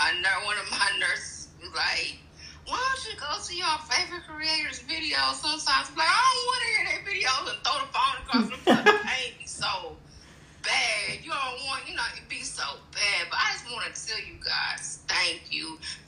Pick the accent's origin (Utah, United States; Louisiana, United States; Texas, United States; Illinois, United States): Texas, United States; Houston; Okay, I just wanted to say, I'm from Houston, and I love y'all.